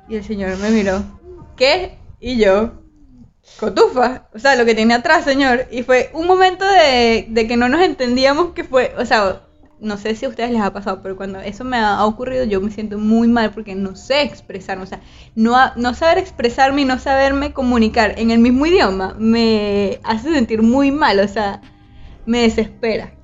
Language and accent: Spanish; Venezuela; moved away as an adult; now in Barranquilla, Colombia